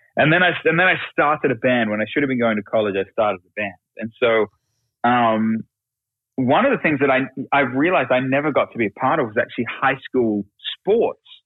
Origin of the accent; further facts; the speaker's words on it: Australia; now in United States; we're immigrants from Australia. You know, we, I just became a citizen not long ago